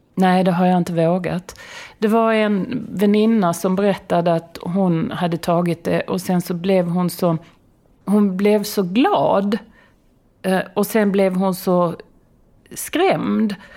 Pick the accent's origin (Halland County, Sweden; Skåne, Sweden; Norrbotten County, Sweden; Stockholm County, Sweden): Skåne, Sweden; moved away; jag är, jag är från Skåne